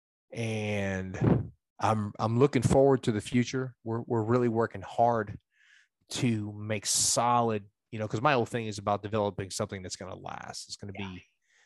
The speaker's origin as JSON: {"language": "English", "region": "New York", "country": "United States", "moved": "as an adult", "lives_now": "Kentucky, United States", "said": "I'm a New Yorker"}